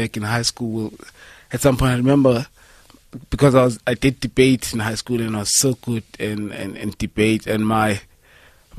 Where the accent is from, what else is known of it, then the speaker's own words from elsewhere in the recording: Dennilton, Limpopo, South Africa; also born or lived in Pretoria; now in Johannesburg, South Africa; Then I spent my childhood in Denalton before coming to Joburg